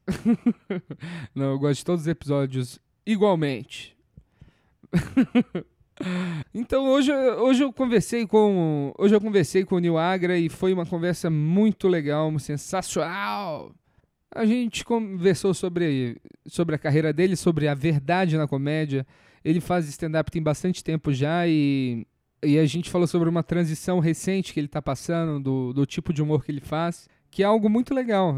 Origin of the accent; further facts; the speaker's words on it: Minas Gerais, Brazil; now in São Paulo, Brazil; Eu sou mineiro